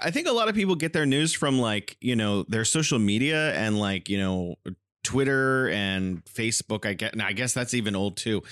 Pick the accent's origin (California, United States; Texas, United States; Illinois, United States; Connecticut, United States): California, United States; now in Wuhan, China; I'm originally from California, but I'm living here in beautiful Wuhan, China